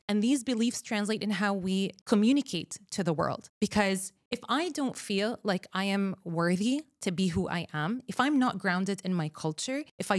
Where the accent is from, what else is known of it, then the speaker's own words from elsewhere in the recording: Palestine; English is a second language; Yes, I'm Palestinian. I grew up in the Arab world my whole life.